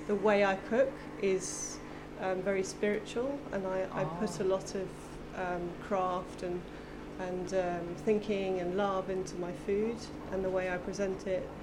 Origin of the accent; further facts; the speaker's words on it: England, United Kingdom; moved away as an adult; I'm half English and half German. Half English and half German. Yeah, and I grew up in England. Grew up in England.